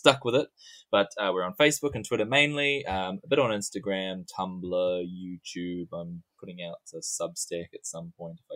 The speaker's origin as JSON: {"language": "English", "country": "New Zealand", "accent": "New Zealand", "said": "my New Zealand accent"}